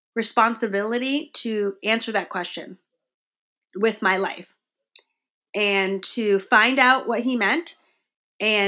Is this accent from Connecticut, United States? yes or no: yes; Connecticut, United States; growing up in Connecticut